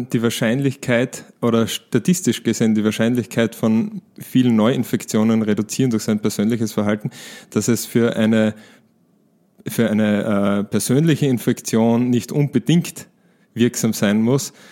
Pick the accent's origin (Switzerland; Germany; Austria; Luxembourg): Switzerland; es gibt beispielsweise eine Berechnung, die ich als Schweizer durchgeführt habe